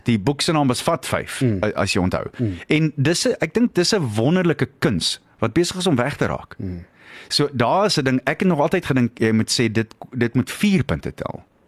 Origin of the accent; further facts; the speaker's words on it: Springs, Gauteng, South Africa; moved away; ek kom af van Springs af